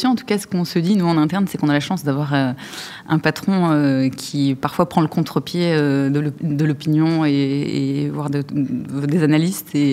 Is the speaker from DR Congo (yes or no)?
no; Lyon, Auvergne-Rhône-Alpes, France; Oui, je suis lyonnaise et donc attachée à la gastronomie et au vin de ma région